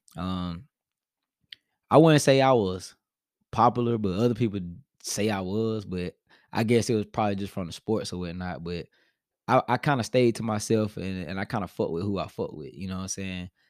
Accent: Spartanburg, South Carolina, United States; I'm from Spartanburg, South Carolina, and I came from a neighborhood called Park Hills

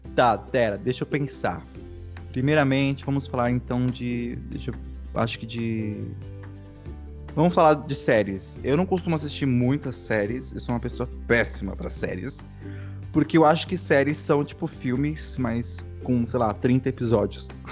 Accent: Vinhedo, São Paulo, Brazil; Eu sou de Vinhedo, São Paulo

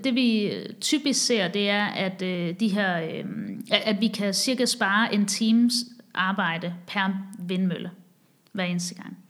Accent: Haderslev, Southern Denmark, Denmark; moved away as an adult; also born or lived in Copenhagen / Asia / Chicago; jeg er vokset op i Sønderjylland, i Haderslev

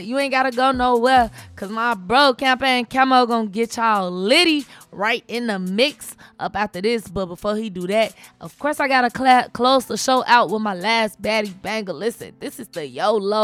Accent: Chicago, Illinois, United States; I'm from Chicago.

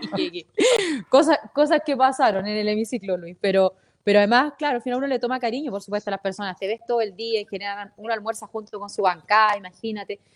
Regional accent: Antofagasta, Chile; yo soy antofagastina

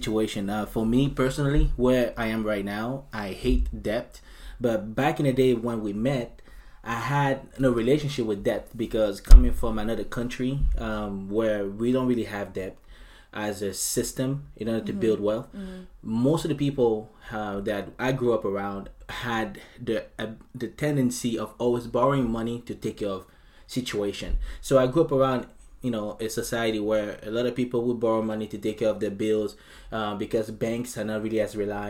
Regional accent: United States; So growing up, for where I grew up here in the States, I didn't really have any other ways to go to college.

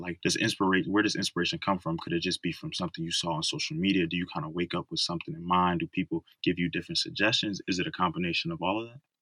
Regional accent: Philadelphia, Pennsylvania, United States; moved away; my hometown of Philadelphia

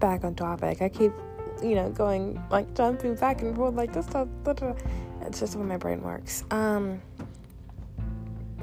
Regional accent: the South, United States; I grew up in the South

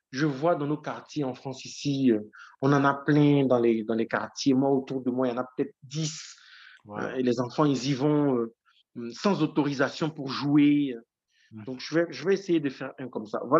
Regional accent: Issia, Sassandra-Marahoué, Côte d’Ivoire; au profit de l'enfance et de la jeunesse de ma ville natale, qui est située à 350 km de la Côte d'Ivoire et qu'on appelle Issia.

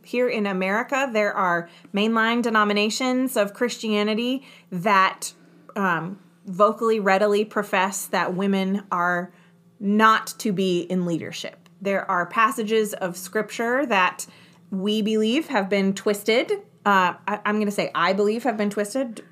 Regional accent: New York, United States; I grew up just outside of New York City

